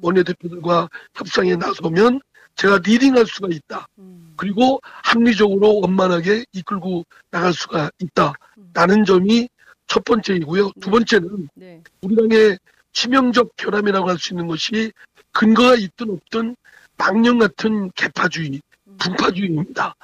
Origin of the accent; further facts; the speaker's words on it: Chungcheong, South Korea; 제가 충청권 출신입니다